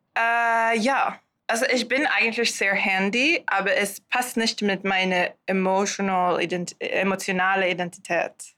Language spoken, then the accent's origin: German; Sweden; German is a second language; moved away; ich komme aus Schweden